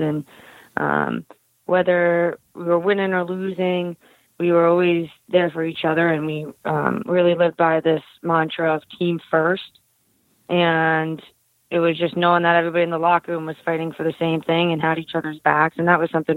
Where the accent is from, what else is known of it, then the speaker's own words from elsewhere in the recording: Winthrop, Massachusetts, United States; I grew up in Winthrop, Massachusetts